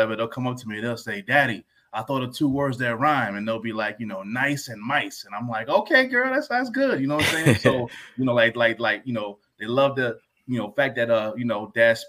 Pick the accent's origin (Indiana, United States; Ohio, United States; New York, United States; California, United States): New York, United States; White Plains; also born or lived in Yonkers; I grew up in White Plains, moved to Yonkers when I was about 12, 13 years old